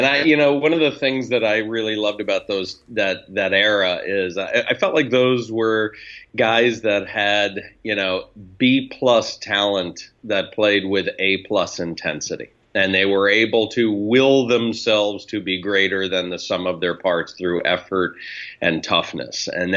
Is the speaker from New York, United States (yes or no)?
yes; New York City, New York, United States; I was reared on those 90s teams of the Knicks in New York City, and a diehard Knick fan.